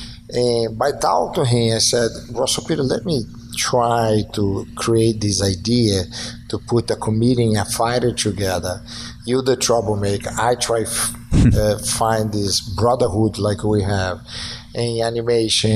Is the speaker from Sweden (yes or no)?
no; Brazil; moved away; Growing up in Brazil, I remember have a theater close to my house who only do Chinese